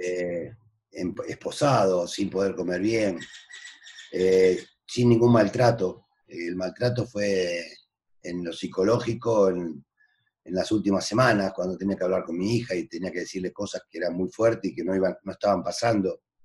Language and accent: Spanish; Argentina; moved away as an adult; now in Mexico; ya no soy argentino, soy mexicano, porque llevo 40 años en, este país